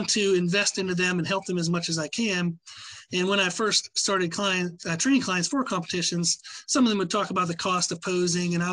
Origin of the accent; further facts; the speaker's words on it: Pennsylvania, United States; moved away; But where I grew up in Pennsylvania was a really small town